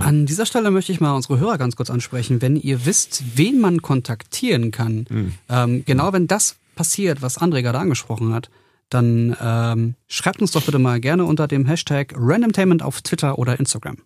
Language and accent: German; Berlin, Germany; ich bin halt Berliner